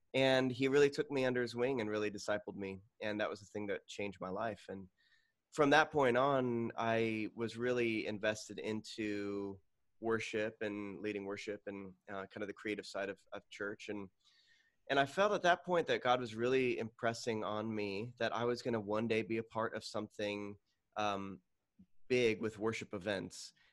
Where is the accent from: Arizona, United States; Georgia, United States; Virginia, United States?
Arizona, United States; Tucson; now in Phoenix, United States; I grew up in Tucson, Arizona